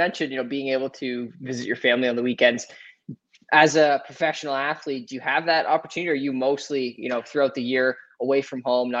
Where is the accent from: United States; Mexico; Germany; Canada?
Canada; Amherstburg, Ontario; my hometown, Amherstburg